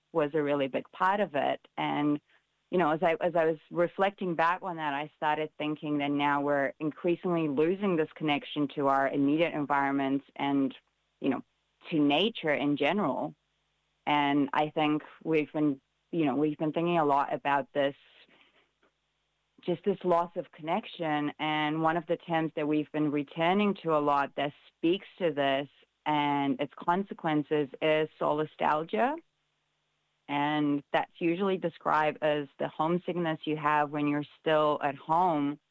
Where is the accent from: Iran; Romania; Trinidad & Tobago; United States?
Romania; now in New Zealand; my experience growing up in Romania